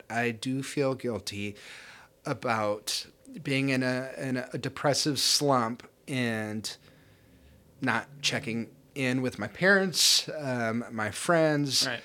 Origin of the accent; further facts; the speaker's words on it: Ireland; I mean, I am Irish and I am an alcoholic